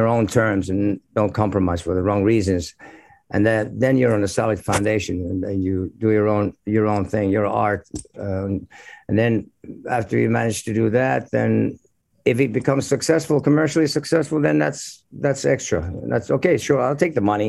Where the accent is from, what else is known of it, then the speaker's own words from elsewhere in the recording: Finland; we're growing up in Finland